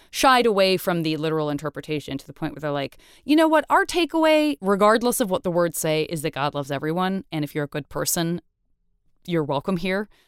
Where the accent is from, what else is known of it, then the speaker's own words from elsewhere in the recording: Tucson, Arizona, United States; I'm from Tucson